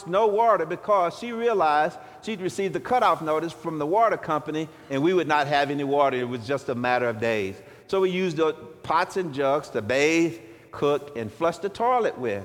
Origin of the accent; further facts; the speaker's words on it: Shreveport, Louisiana, United States; I was born in 1960 in Shreveport, Louisiana, at Confederate Memorial Hospital, where the poor families went who couldn't afford health care